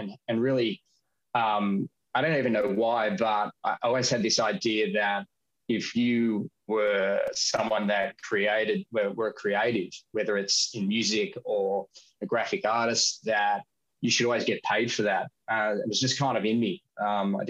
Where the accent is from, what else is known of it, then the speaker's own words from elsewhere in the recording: Australia; I've born and raised in Australia